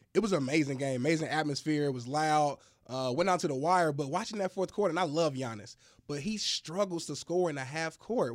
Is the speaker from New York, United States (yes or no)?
no; Indianapolis, Indiana, United States; I'm from Indianapolis